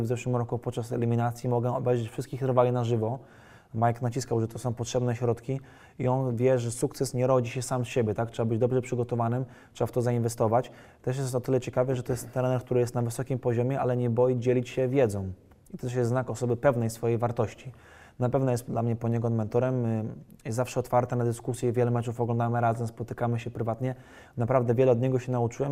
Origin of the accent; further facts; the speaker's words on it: Warsaw, Masovian Voivodeship, Poland; jestem warszawiakiem z urodzenia krwi i kości.